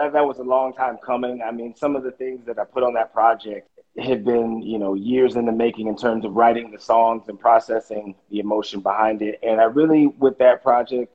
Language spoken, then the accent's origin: English; Los Angeles, California, United States; moved away as an adult; now in New York, United States; I was born and raised in Los Angeles